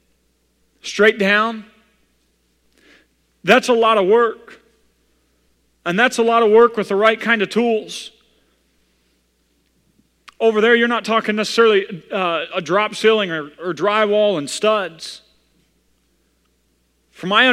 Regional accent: Missouri, United States; I come from Missouri

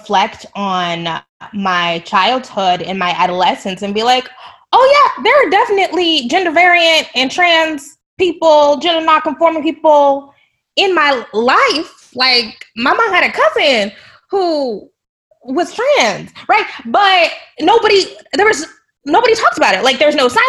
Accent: United States; also born or lived in Texas; I'm from Oklahoma and Texas

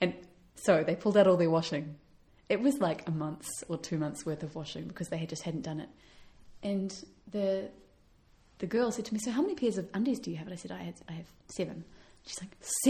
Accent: New Zealand; moved away; we're from New Zealand

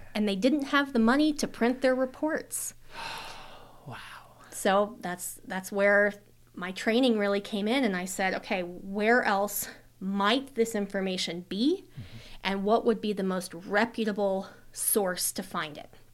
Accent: Colorado, United States; moved away as an adult; now in Idaho, United States; I'm originally from Colorado.

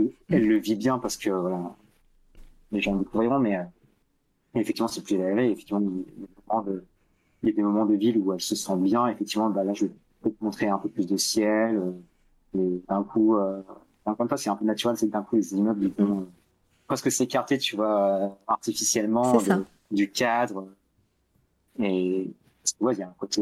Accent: France; un petit français

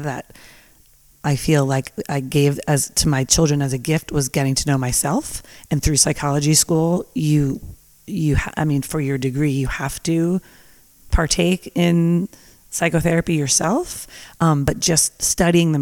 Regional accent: New Jersey, United States; now in Napa Valley, United States; I grew up in New Jersey

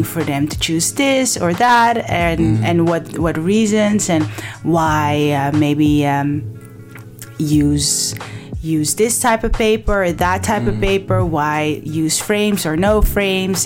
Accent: Amsterdam, North Holland, Netherlands; I was raised in Belmer, southeast side of Amsterdam

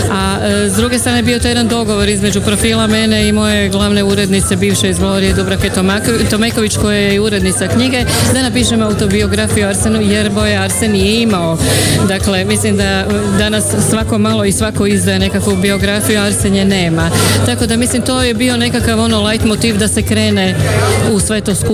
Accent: Zagreb, City of Zagreb, Croatia; dolazim iz Zagreba i e, ja sam akademski glumac u Zagrebačkom gradskom kazalištu komedija.

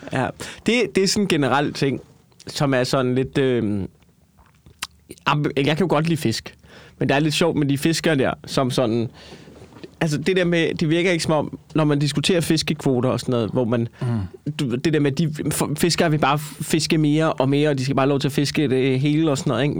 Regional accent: Copenhagen, Capital Region of Denmark, Denmark; jeg er fra København

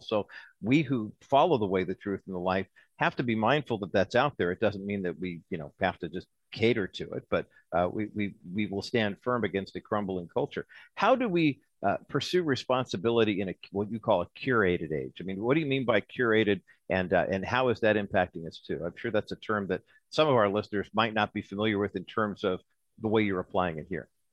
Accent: Southern California, United States; I grew up in Southern California.

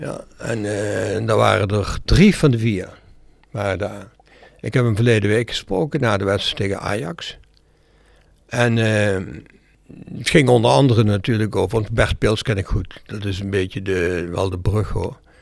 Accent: Brunssum, Limburg, Netherlands; Mijn jeugd in Brunsen was een jeugd van heerlijk op straat.

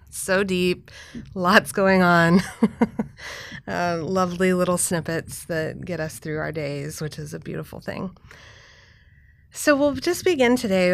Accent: Texas, United States; I'm from Texas

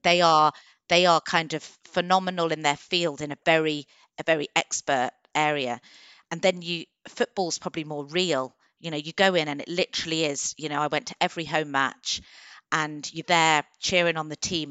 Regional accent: Coventry, West Midlands, United Kingdom; moved away as an adult; also born or lived in Birmingham / London / Manchester; now in Warwickshire, United Kingdom; I'm from Coventry originally

